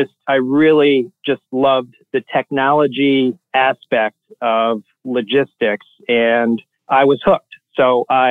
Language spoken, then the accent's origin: English; Columbus, Ohio, United States; moved away as an adult; also born or lived in Michigan; now in New Haven, United States; I grew up in Columbus, Ohio